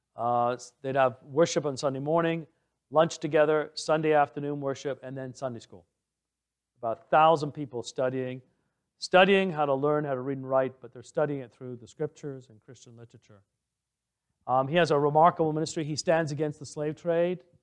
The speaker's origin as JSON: {"language": "English", "region": "England", "country": "United Kingdom", "tie": "born or raised there", "also_born_or_lived": "Ottawa, Canada", "moved": "as an adult", "lives_now": "Canada", "said": "I grew up in England"}